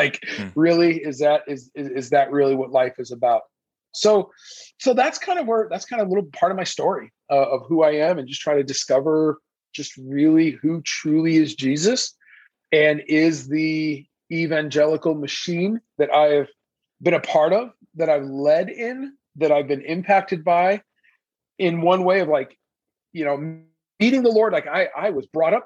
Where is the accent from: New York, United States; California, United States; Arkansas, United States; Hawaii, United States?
California, United States; Mission Viejo; English is a second language; also born or lived in Iran; here I am, Iranian kid, grew up in Southern California, in a, you know, near the beach, Laguna Hills, Mission Viejo area, grew up out there